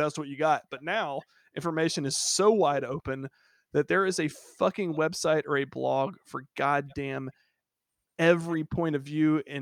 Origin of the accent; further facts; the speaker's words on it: Georgia, United States; moved away; I'm from Georgia, and I haven't lived there in over probably two decades, really.